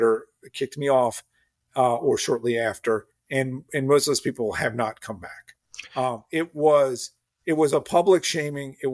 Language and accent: English; United States; I'm an American